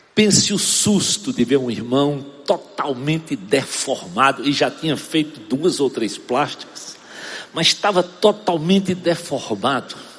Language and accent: Portuguese; Arcoverde, Pernambuco, Brazil; moved away; Eu sou de Arco Verde, Pernambuco.